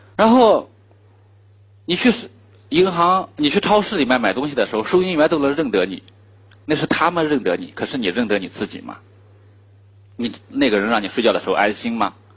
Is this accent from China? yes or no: yes; China; 我们中国人